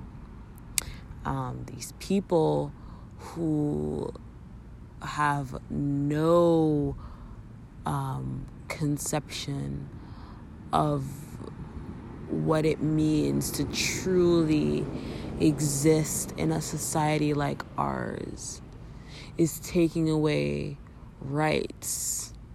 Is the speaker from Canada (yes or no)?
yes; Canada; As a Canadian